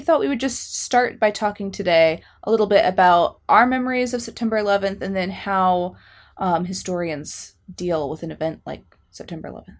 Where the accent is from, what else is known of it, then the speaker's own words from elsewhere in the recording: United States; as an American